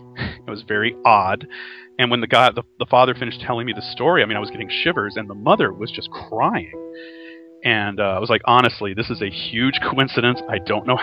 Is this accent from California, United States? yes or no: no; Texas, United States; I'm from Texas